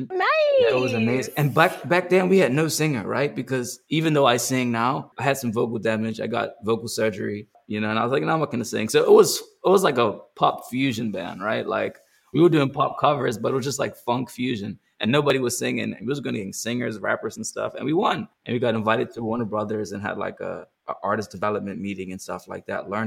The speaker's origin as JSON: {"language": "English", "country": "Bermuda", "lives_now": "Los Angeles, United States", "said": "So though I'm from Bermuda, I still had to fly everybody to Bermuda."}